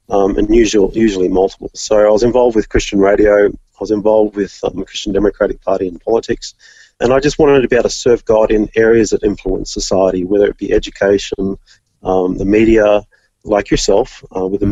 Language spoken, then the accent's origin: English; Orange, New South Wales, Australia; moved away as an adult; now in Vanuatu; I loved growing up in Orange